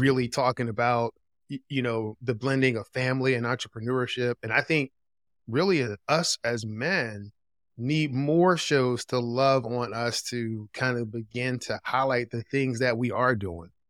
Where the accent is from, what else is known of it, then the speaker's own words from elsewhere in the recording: Philadelphia, Pennsylvania, United States; moved away as an adult; also born or lived in Greensboro, North Carolina; I grew up in Philadelphia